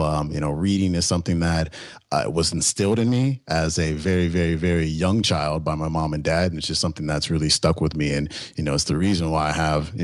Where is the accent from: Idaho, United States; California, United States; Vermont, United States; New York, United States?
California, United States; Bay Area; now in San Diego, United States; I'm from the Bay Area.